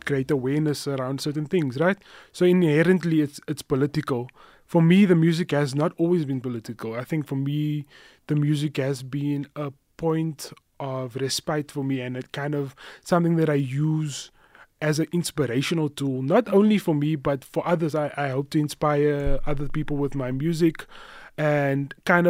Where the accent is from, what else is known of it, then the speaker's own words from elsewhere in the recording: Cape Town, Western Cape, South Africa; now in Johannesburg, South Africa; I grew up in Cape Town in Mitchell's Plain on the Cape Flats